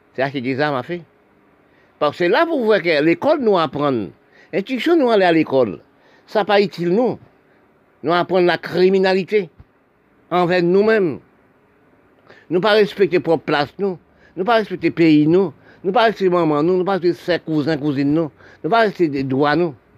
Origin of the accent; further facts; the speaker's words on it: Haiti; also born or lived in French Guiana; je suis né en Haïti. Oui, je suis en Haïti, je parle aussi de mon pays.